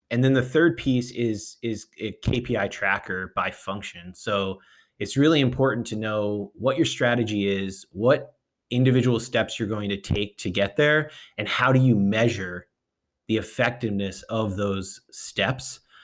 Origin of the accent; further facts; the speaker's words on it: New England, United States; moved away; also born or lived in West Coast; I grew up in, I grew up in New England, uh, and I, I, you know, I'm a, I was a transplant to the West Coast